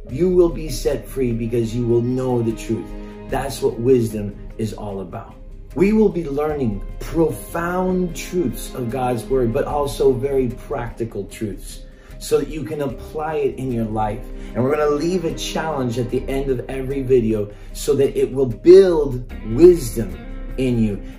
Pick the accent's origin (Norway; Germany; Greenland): Norway; also born or lived in Mexico; Now, I grew up in Norway and I also grew up in Mexico and I've lived many years here.